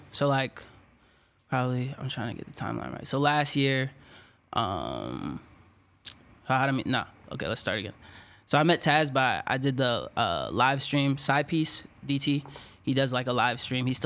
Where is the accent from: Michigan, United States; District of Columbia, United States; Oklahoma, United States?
District of Columbia, United States; Washington; DC, Maryland.